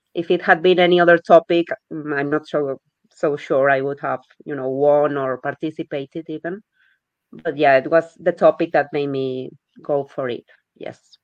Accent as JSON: {"language": "English", "country": "Spain", "first_language": "Spanish", "second_language": "English", "moved": "as an adult", "lives_now": "Birmingham, United Kingdom", "said": "I'm from Spain, but I've been living in Birmingham for three years now."}